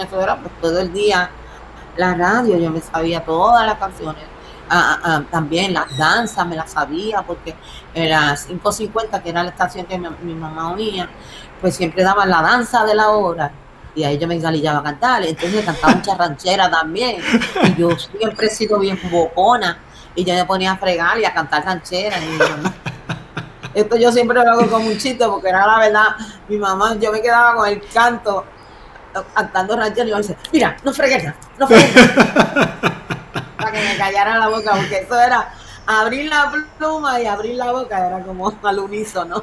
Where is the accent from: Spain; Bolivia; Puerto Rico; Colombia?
Puerto Rico; nosotros somos, somos somos puros puertorriqueños de barrio